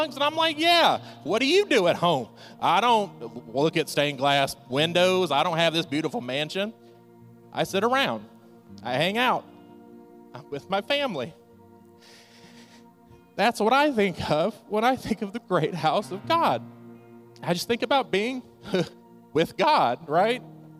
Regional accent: Mississippi, United States; now in Delaware, United States; I'm not from Delaware originally. I'm from Mississippi. And my mom still lives in Mississippi

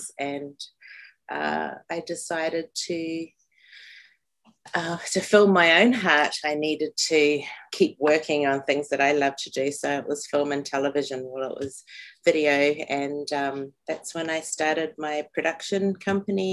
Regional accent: New Zealand; moved away as an adult; also born or lived in Turtle Island (North America); now in North America; I'm from Aotearoa, New Zealand.

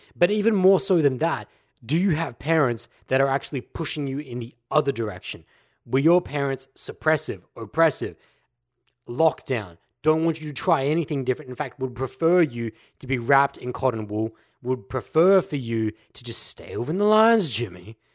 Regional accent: Australia; Aussies, we know as the laid back culture. Look at our language. G'day. That's how we address people.

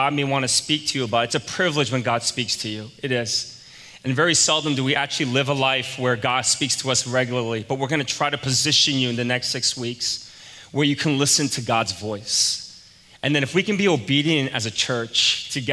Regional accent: New York, United States; moved away; I was from New York

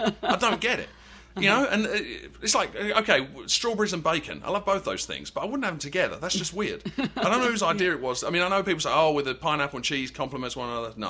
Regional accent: England, United Kingdom; Yeah, I'm from England, blah blah blah.

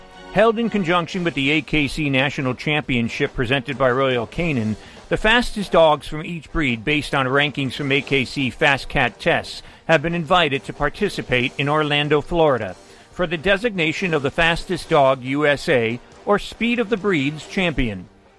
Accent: Greece; And I was like a kid in a candy store because I was from Greece. I was in love with ….

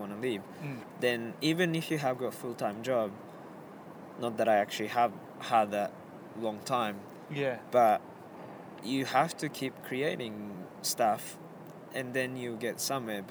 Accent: Japan; English is a second language; also born or lived in Melbourne, Australia; now in Berlin, Germany; I'm originally from Japan, from small island, and I moved to Australia

